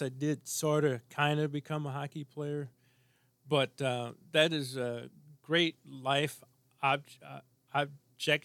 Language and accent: English; St. Louis, Missouri, United States; moved away as an adult; now in Minnesota, United States; as a kid growing up in St. Louis